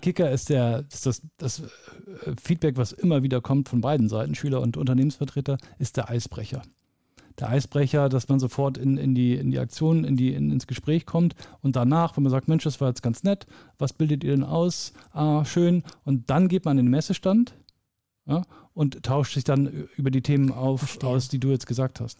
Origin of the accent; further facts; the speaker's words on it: Lower Saxony, Germany; also born or lived in Bremen; now in Munich, Germany; bin in Bremen geboren und mhm. äh, in Niedersachsen groß geworden